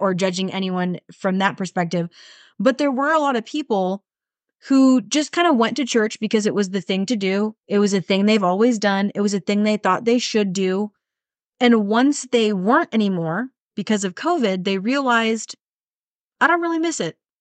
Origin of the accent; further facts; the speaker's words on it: United States; as Americans